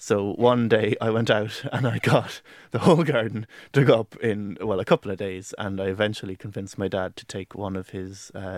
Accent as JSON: {"language": "English", "region": "Leinster", "country": "Ireland", "tie": "born or raised there", "said": "the garden that I garden predominantly is the one that I grew up in Carlow, in my parents' house. And it's a country house, a country garden"}